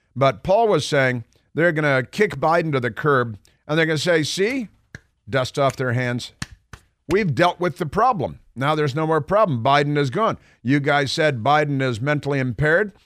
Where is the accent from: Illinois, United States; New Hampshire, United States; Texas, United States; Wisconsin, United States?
Illinois, United States; Chicago; growing up in Chicago